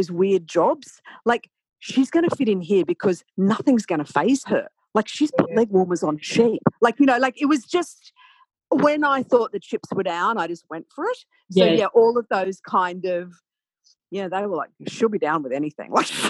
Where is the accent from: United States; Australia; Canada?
Australia; also born or lived in London; I'm an Australian.